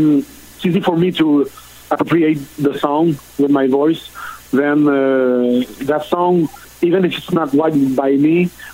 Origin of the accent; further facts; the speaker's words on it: Odette, southern Quebec, Canada; accent: French; first language French; English is a second language; I'm from Odette. It's a small town in southern Quebec. My father was a maple syrup producer